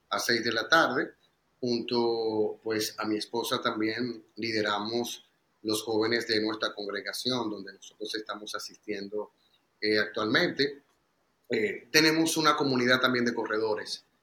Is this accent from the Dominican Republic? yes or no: yes; Dominican Republic; nosotros, eh, nuestro principal sello es que somos hijos de Dios y esta es nuestra mayor realmente identidad y esto es lo que hacemos aquí en República